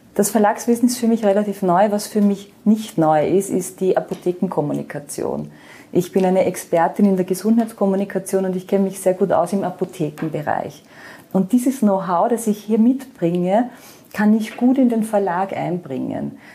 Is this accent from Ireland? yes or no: no; Austria; moved away as an adult; also born or lived in Vienna; now in Baierbrunn, Germany; ich bin gebürtige Österreicherin, wie man hört